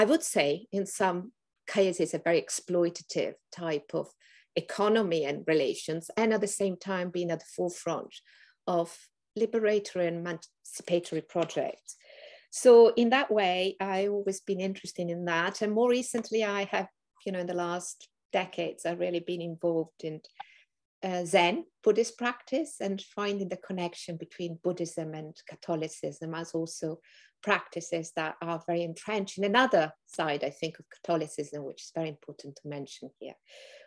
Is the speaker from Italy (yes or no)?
yes; northern Italy, Italy; accent: Italian; moved away as an adult; also born or lived in England / Turtle Island (Canada); now in Canada; I grew up in Northern Italy